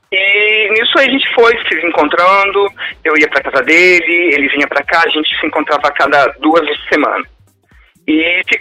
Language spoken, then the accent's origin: Portuguese; Vila Velha, Espírito Santo, Brazil; Bom, eu sou de Vila Velha, Espírito Santo.